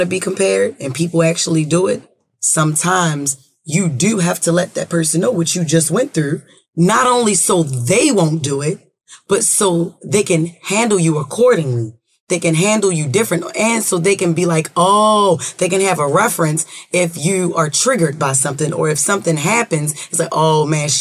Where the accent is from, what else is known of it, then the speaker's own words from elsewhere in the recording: Baltimore, Maryland, United States; I'm not even from New York. You know, we from Baltimore